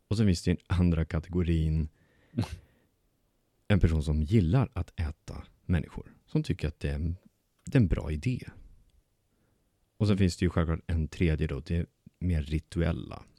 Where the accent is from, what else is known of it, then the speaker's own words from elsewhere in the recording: Bålsta, Uppsala County, Sweden; moved away; min hemstad